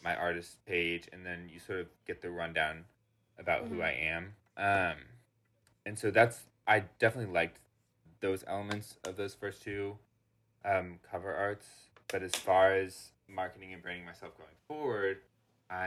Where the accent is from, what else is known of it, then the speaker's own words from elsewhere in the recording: Orlando, Florida, United States; my hometown studio mm-hmm. in Orlando, Studio 18 Florida